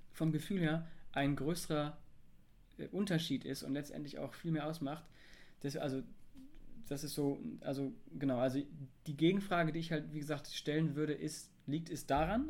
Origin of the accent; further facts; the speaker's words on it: Germany; ich bin deutsch.